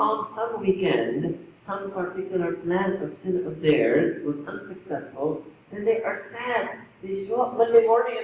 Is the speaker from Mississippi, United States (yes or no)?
no; New York, United States; I was born in New York